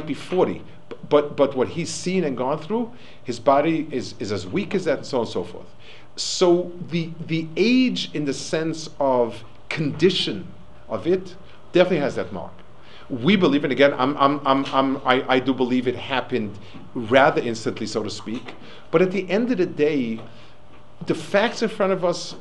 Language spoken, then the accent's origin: English; New York City, New York, United States; I also grew up in Manhattan, but probably the other end of it